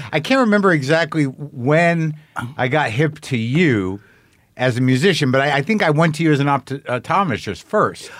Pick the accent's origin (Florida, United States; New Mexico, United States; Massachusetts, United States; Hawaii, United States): New Mexico, United States; I grew up in New Mexico